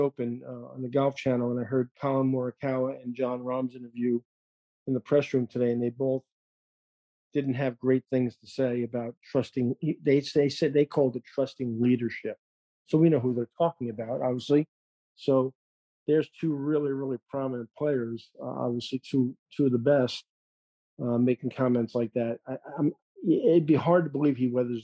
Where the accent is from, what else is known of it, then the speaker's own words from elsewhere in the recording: New York, United States; moved away; I'm a New Yorker